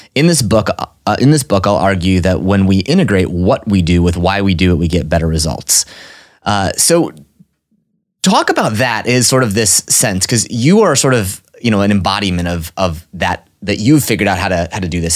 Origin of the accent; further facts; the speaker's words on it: Orange, Texas, United States; I was born in Orange, Texas